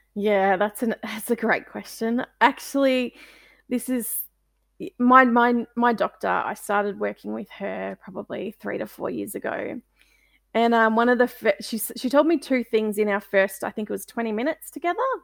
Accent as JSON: {"language": "English", "town": "Melbourne", "region": "Victoria", "country": "Australia", "said": "I'm from Melbourne, um, in Australia"}